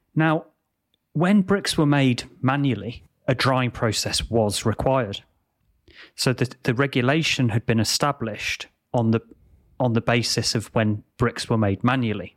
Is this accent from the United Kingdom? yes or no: yes; England, United Kingdom; Growing up in England